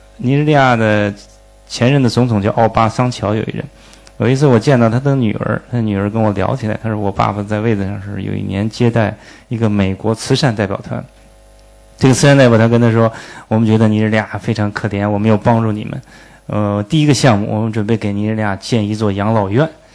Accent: China; 我们中国人

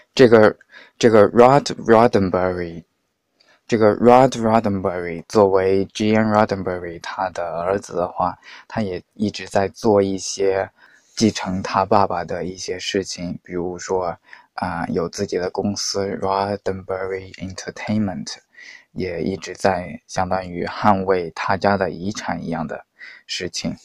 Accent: Hunan, China; 我们湖南那边 的习俗，应该是这样的。大年三十晚上要吃猪蹄

